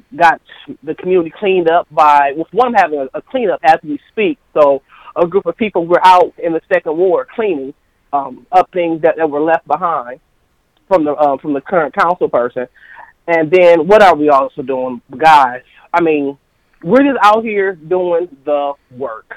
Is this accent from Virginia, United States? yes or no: no; Flint, Michigan, United States; moved away as an adult; also born or lived in Maryland; now in Flint, United States; I am born and raised in the Second Ward